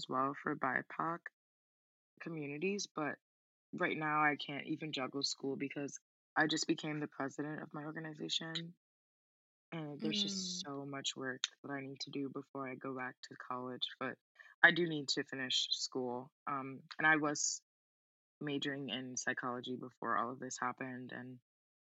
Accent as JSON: {"language": "English", "town": "New York City", "region": "New York", "country": "United States", "tie": "born or raised there", "also_born_or_lived": "Bronx, New York", "said": "I was actually born in the Bronx, but I grew up in Queens, and I lived there for 10 years, so I'm from Queens."}